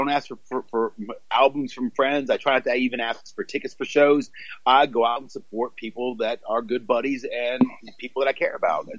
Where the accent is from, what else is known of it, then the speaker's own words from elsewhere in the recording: Washington, United States; now in England; I was born in Washington D.C. and Maryland and Virginia, that's kind of my home.